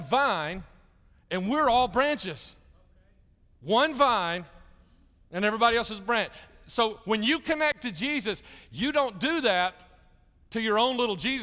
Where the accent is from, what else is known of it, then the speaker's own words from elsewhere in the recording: Jefferson County, Alabama, United States; moved away as an adult; also born or lived in Chicago / Little Rock / Dallas-Fort Worth; I grew up in Jefferson County, Alabama